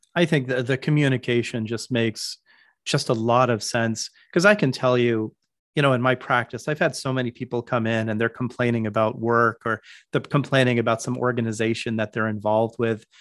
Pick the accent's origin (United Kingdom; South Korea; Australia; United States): United States; Palo Alto, California; I grew up in Palo Alto